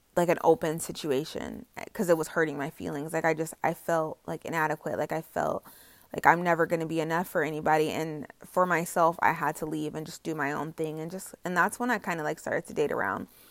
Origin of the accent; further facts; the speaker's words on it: Indiana, United States; also born or lived in North Carolina; I came home from North Carolina to Indiana